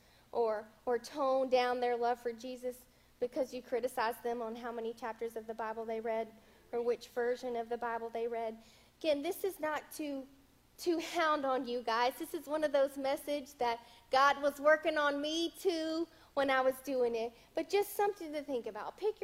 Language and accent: English; the South, United States; I was raised in the South